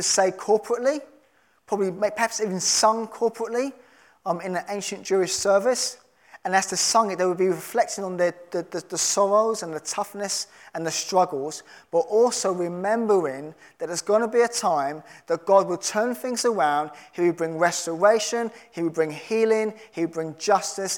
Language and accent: English; London, United Kingdom; I'm a Londoner